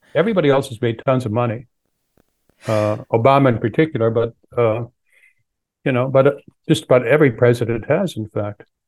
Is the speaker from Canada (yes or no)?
yes; Canada; now in United States; I'm originally from Canada